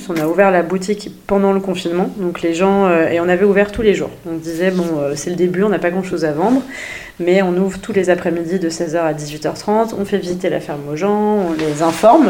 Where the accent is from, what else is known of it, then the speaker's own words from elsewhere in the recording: Normandy, France; je suis normande, c'est pas trop loin de Paris